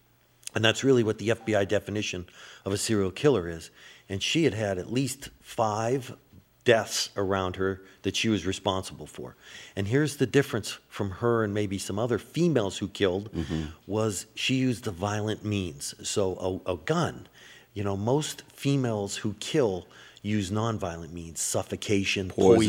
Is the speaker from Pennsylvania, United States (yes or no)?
yes; Erie, Pennsylvania, United States; you know, who is an investigator